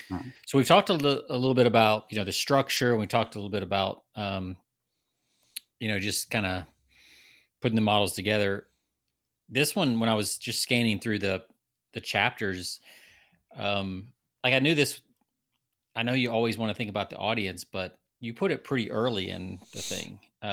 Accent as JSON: {"language": "English", "region": "Georgia", "country": "United States", "tie": "born or raised there", "moved": "yes", "lives_now": "Texas, United States", "said": "I'm from the South, I live in Texas, I grew up in Georgia, Southeast."}